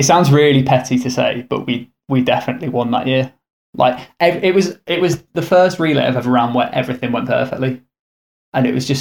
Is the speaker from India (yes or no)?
no; United Kingdom; growing up in the Midlands